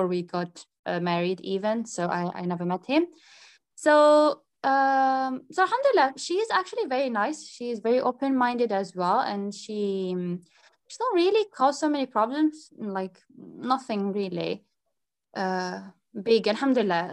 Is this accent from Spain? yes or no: no; Algeria; moved away; I was raised in Algeria